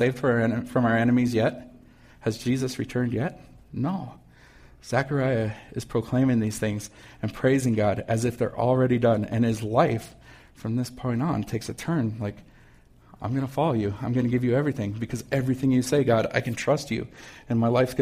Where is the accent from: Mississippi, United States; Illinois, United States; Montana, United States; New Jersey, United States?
Montana, United States; Missoula; also born or lived in Frenchtown, Montana; when I was 7 years old, we moved. And we moved from Frenchtown into Missoula.